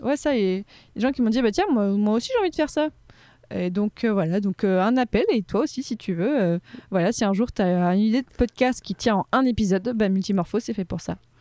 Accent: Casablanca, Casablanca-Settat, Morocco; moved away as an adult; now in Paris, France; j'ai grandi à Casablanca au Maroc mhm. de mes trois mois à mes 18 ans

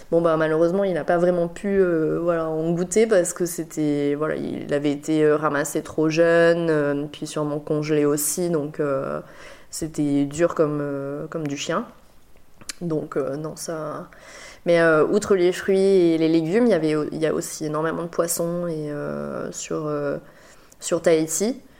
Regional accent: Bordeaux, Nouvelle-Aquitaine, France; born there; je suis née à Bordeaux, euh, donc, euh, mais j'ai pas vécu euh, et j'ai pas énormément de souvenirs, voilà, parce que j'étais vraiment petite.

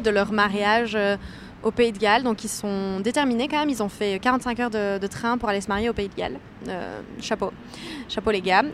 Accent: Liège, Wallonia, Belgium; de base, je suis liégeoise.

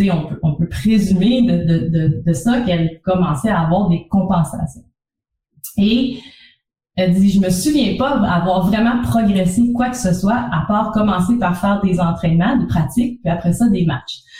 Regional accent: Trois-Rivières, Quebec, Canada; also born or lived in Montreal; l'Université du Québec à Trois-Rivières, qui est en fait ma ville natale

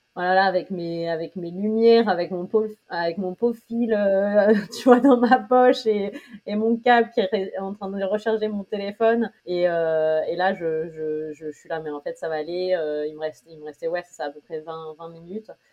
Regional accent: Amiens, Hauts-de-France, France; also born or lived in Paris, France; now in New York, United States; je suis d'Amiens en Picardie en France

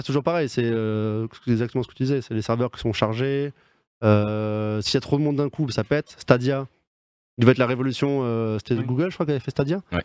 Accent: Bordeaux, Nouvelle-Aquitaine, France; je suis bordelais

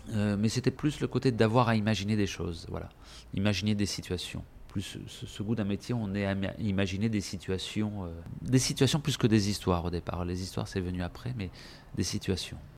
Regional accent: Marseille, Provence-Alpes-Côte d'Azur, France; moved away as an adult; also born or lived in Paris; j'ai quitté Marseille, j'avais un peu plus de 19 ans

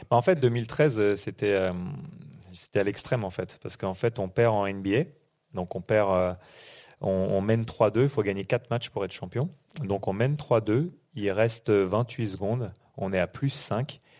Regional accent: Normandy, France; moved away; also born or lived in United States; on est on est de Normandie on a grandi en Normandie

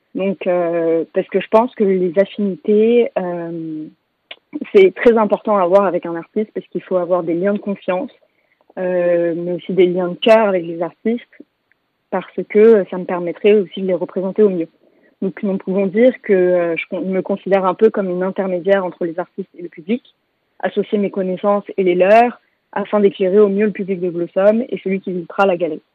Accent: Paris, Île-de-France, France; also born or lived in London; j'habite entre Paris et Londres, donc ma ville natale et ma ville de cœur

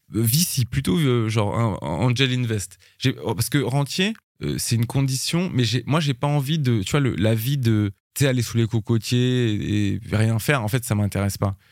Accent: France; je suis français

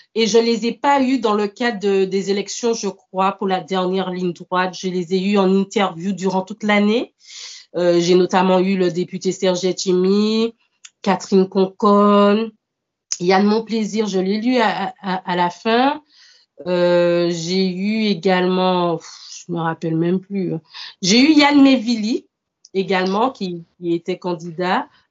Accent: Martinique; moved away as an adult; also born or lived in mainland France; now in France; je suis originaire de, la Martinique. Ça fait cinq ans que je vis actuellement en France hexagonale

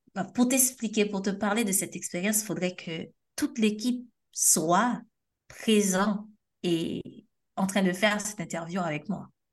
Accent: Haiti; je suis haïtienne

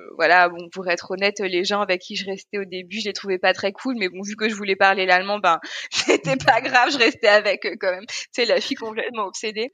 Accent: Paris, Île-de-France, France; born or raised there; moved away as an adult; also born or lived in Guadeloupe / Alsace-Lorraine; now in Berlin, Germany

